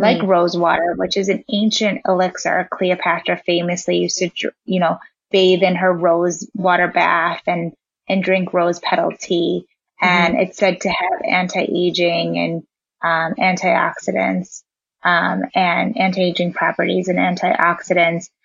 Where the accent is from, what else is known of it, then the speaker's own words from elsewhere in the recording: just out of Chicago, Illinois, United States; also born or lived in South Africa; I was born in South Africa and raised um, just out of Chicago